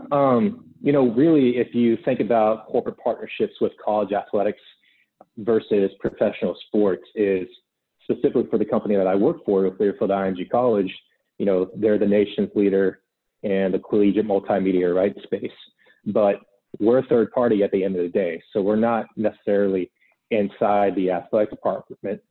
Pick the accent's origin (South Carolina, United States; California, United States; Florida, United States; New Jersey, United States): Florida, United States; Gainesville; born and raised in Gainesville, Florida